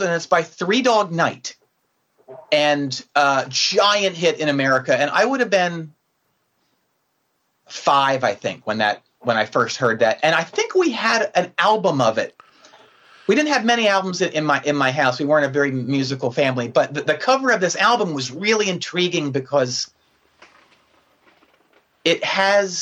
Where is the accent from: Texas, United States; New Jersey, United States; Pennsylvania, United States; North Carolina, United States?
Pennsylvania, United States; 35 miles northwest of Philadelphia; I grew up about 35 miles northwest of Philadelphia, but it was very far removed from the city